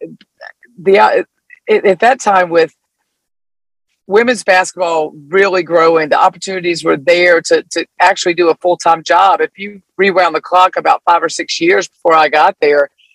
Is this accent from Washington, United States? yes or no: no; Greensboro, North Carolina, United States; moved away; growing up in North Carolina